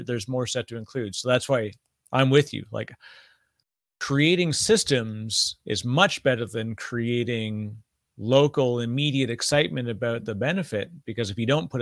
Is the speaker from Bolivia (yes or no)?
no; Canada; moved away as an adult; also born or lived in Toronto, Canada / Vancouver, Canada; now in New Jersey, United States; I'm Canadian